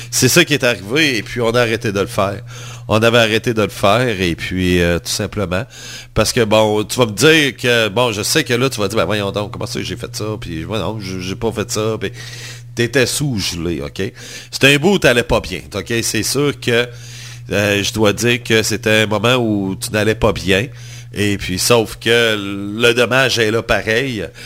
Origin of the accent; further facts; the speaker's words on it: Montreal, Quebec, Canada; Je suis montréalais.